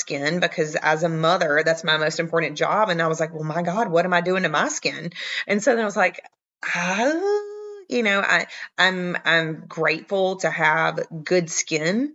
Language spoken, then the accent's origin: English; the South, United States; accent: Southern; I'm from the South. If you can't hear it in my accent